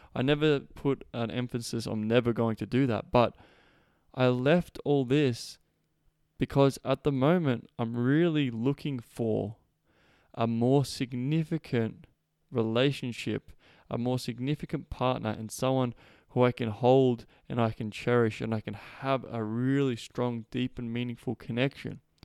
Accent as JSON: {"language": "English", "town": "Melbourne", "region": "Victoria", "country": "Australia", "tie": "born or raised there", "moved": "as an adult", "said": "I was born and raised in Melbourne."}